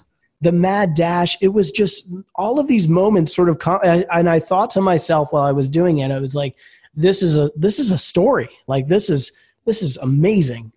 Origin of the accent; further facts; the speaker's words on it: Philadelphia, Pennsylvania, United States; also born or lived in Atlanta; I grew up in Philadelphia